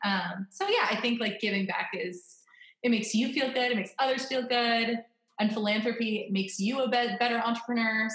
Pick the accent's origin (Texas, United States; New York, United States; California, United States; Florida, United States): Florida, United States; now in Northern Virginia, United States; I'm from Florida, so I'm always depressed in the wintertime when I'm living in Northern Virginia because this is where my husband's from